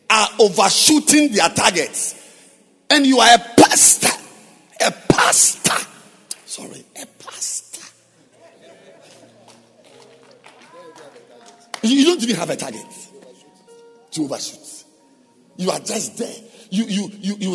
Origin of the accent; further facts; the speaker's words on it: Ghana; I am a Ghanaian with a Ghanaian passport